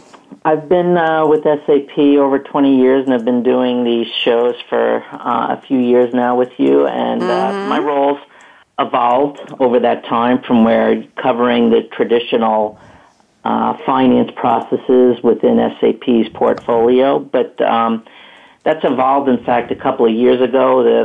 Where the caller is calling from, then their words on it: Hollywood, Florida, United States; So I'm calling from South Florida in what I call the real Hollywood. It's Hollywood